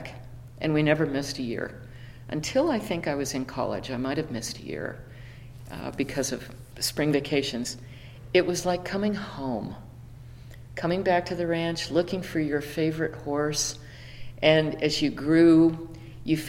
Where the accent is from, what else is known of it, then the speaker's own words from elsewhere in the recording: Chicago, Illinois, United States; moved away as an adult; now in Wickenburg, United States; I was born and raised in Chicago